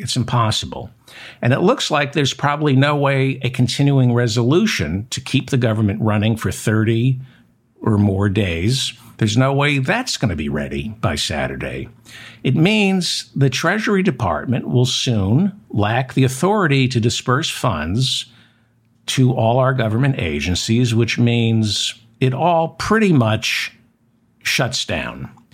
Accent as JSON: {"language": "English", "country": "United States", "said": "as an American citizen"}